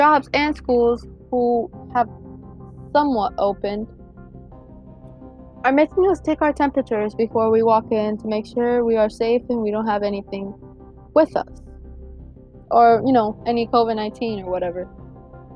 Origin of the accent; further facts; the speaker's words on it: Broward County, Florida, United States; now in Hillsborough County, United States; I was born and raised in Broward County